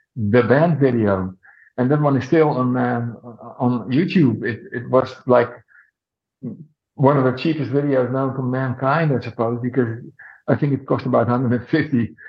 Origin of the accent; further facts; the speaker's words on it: Netherlands; my hometown in Holland